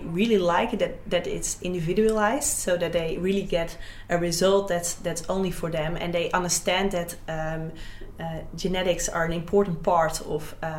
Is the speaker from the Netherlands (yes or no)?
yes; Gelderland, Netherlands; I'm … from Gelder.